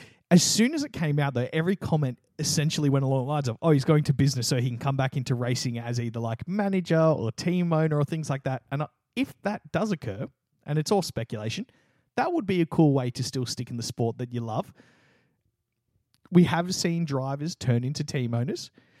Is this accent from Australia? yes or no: yes; Australia